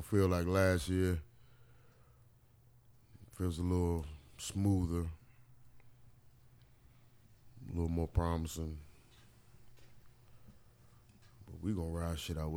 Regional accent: Maryland and D.C., United States; also born or lived in Washington, D.C.; I grew up in Maryland and D.C.

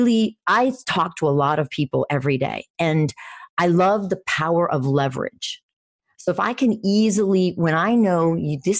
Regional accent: Venezuela; born or raised there; moved away

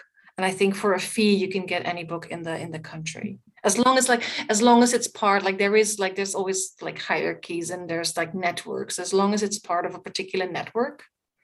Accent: Netherlands; moved away; I'm from the Netherlands

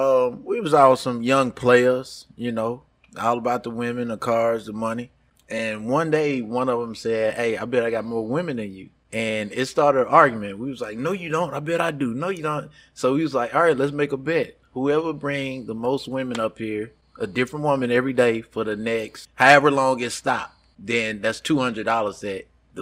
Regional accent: Louisiana, United States; also born or lived in Los Angeles; I'm a little bit of both. I'm Louisiana. I got Louisiana blood in me, and California, Los Angeles.

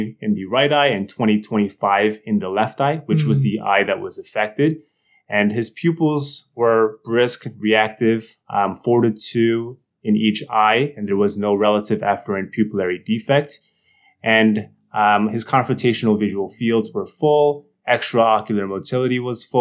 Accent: New Jersey, United States; moved away as an adult; also born or lived in Boston, United States; now in New Haven, United States; I'm from New Jersey.

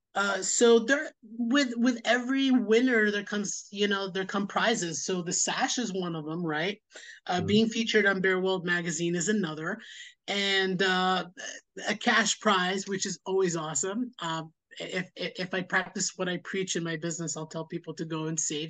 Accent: New York City, New York, United States; born and raised in Queens, New York, lived here most of my life

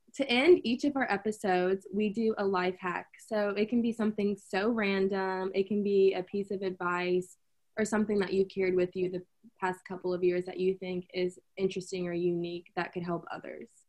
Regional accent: Louisville, Kentucky, United States; also born or lived in Lexington; I'm from Louisville

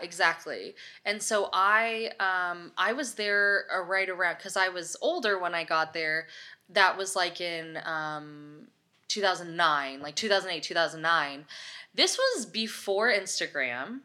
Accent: Los Osos, California, United States; moved away as an adult; also born or lived in Los Angeles; I grew up in Los Osos, California, with, like, ten thousand people

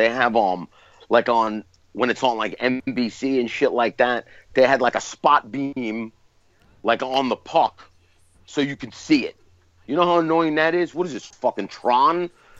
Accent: New York City, New York, United States; I grew up in Brooklyn.

